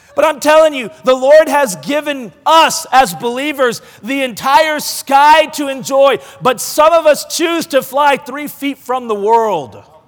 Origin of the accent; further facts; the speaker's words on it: Oregon, United States; I'm from Oregon